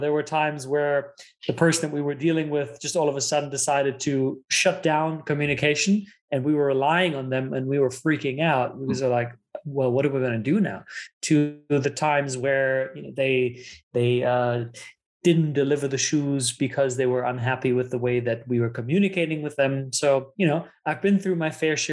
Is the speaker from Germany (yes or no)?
yes; Germany; English is a second language; moved away; also born or lived in United States / South Africa; So I was born and raised in Germany. My dad is Italian, so I was raised bilingual